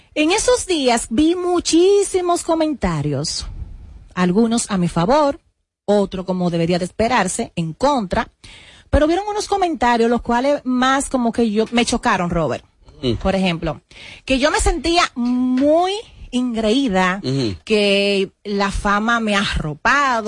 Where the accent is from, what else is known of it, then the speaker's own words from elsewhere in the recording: Sabana Perdida, Distrito Nacional, Dominican Republic; yo vengo de Sabana Perdida, yo fui camarera